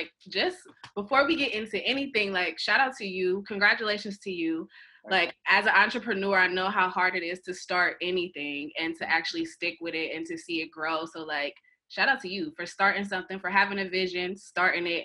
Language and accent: English; Akron, Ohio, United States; moved away as an adult; now in New York City, United States; born and raised and majority of my life was spent in Akron, Ohio